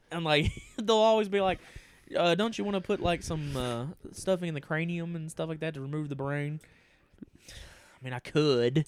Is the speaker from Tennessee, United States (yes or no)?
yes; East Tennessee, United States; we're two idiots from East Tennessee